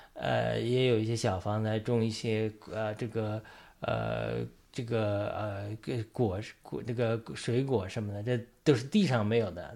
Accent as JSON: {"language": "Chinese", "country": "China", "said": "我们这些作为一个中国人"}